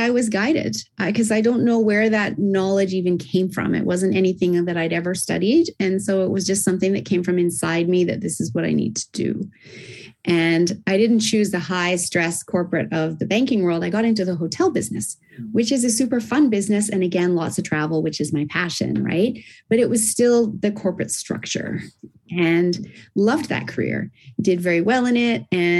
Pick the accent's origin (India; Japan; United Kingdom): Japan; also born or lived in Australia; Originally, I'm Australian, and I was raised in Japan, as I said, which is why I don't have the Aussie accent.